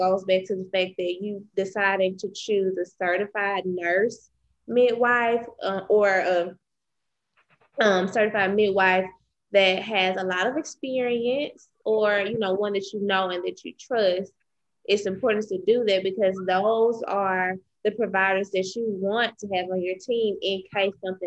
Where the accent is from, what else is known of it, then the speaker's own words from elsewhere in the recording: Mississippi, United States; where I'm from Mississippi